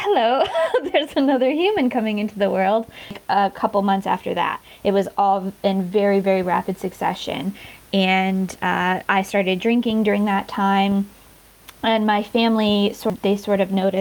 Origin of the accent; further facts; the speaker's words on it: North Carolina, United States; moved away as an adult; now in Newcastle, United Kingdom; I'm originally from North Carolina in the States.